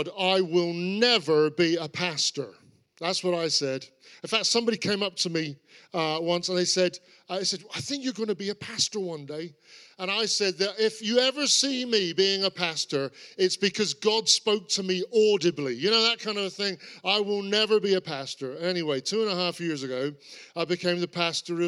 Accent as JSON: {"language": "English", "area": "Cornwall", "region": "South West England", "country": "United Kingdom", "tie": "born or raised there", "said": "I grew up in Cornwall. I'm a Cornishman."}